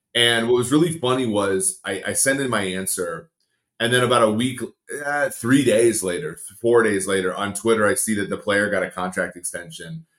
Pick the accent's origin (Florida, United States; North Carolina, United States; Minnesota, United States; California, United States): Minnesota, United States; I grew up in Minnesota watching the Vikings